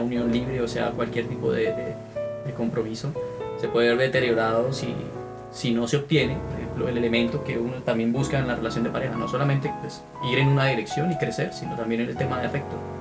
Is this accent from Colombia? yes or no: yes; Santander, Colombia; first language Spanish; moved away as an adult; also born or lived in Bogotá, Colombia; now in Kingston, Canada; vengo de Colombia, eh, región Santander